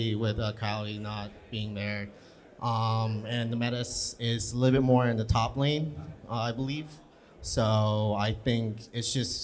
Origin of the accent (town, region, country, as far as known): New York City, New York, United States